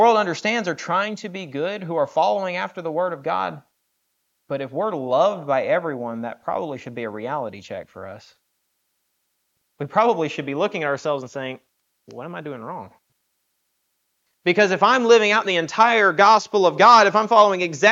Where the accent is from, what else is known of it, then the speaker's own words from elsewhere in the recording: the South, United States; I've growing up in the South